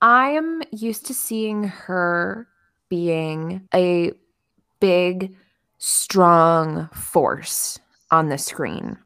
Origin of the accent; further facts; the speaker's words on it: Chicago, Illinois, United States; now in East Coast, United States; I was born in Chicago.